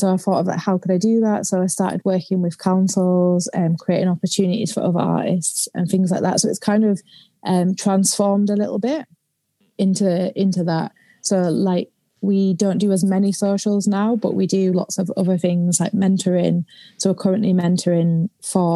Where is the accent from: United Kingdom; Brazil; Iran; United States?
United Kingdom; the north of England; also born or lived in London